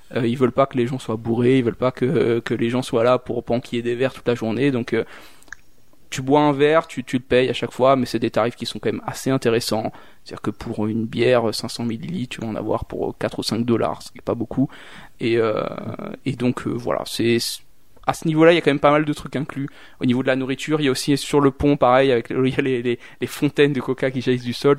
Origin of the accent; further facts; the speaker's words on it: Réunion; now in Switzerland; moi je viens de la Réunion